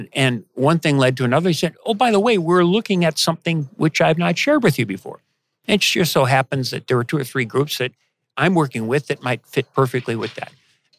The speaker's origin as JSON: {"language": "English", "region": "Midwest", "country": "United States", "tie": "born or raised there", "said": "Again, I grew up in the Midwest. I think of Canada as an expansion of the Midwest"}